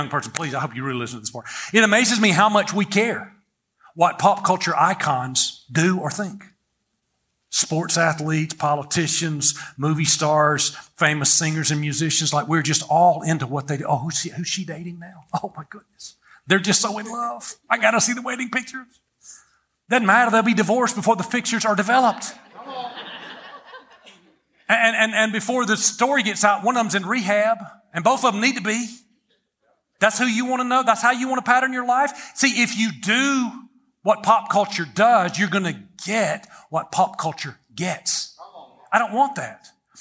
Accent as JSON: {"language": "English", "country": "United States"}